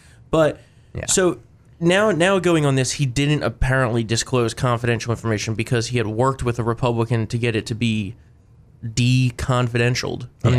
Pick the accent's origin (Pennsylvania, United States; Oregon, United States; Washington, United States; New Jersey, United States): New Jersey, United States; We're from New Jersey.